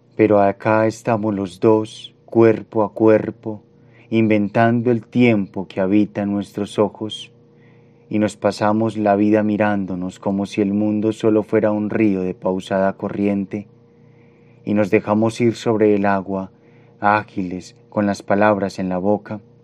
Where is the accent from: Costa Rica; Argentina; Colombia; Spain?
Colombia; Medellín, Antioquia; Nací en Medellín en 1992.